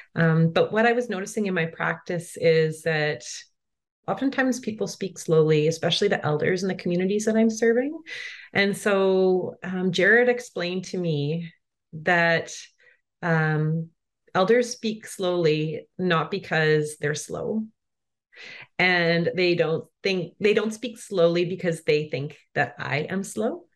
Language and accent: English; Brandon, Manitoba, Canada; moved away as an adult; also born or lived in Coast Salish territory (British Columbia); I grew up on Treaty Two territory, which is colonially known as Brandon, Manitoba, so kind of in the center of Canada